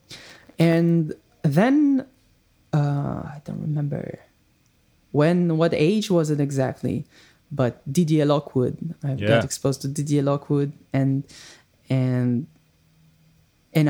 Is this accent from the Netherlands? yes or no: no; Israel; accent: Israeli; English is a second language; if I would talk with this very heavy Israeli accent